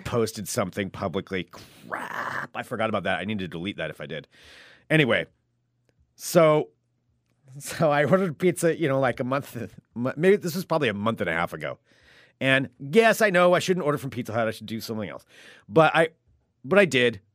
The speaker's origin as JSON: {"language": "English", "country": "United States", "said": "I'm an American"}